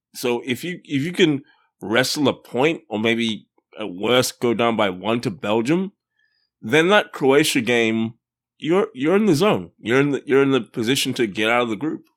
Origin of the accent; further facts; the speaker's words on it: Australia; I am Australian